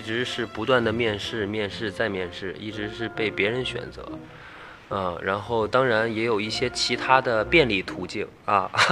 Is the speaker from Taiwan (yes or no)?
no; Shijiazhuang, Hebei, China; moved away as an adult; now in Beijing, China; 我是石家庄人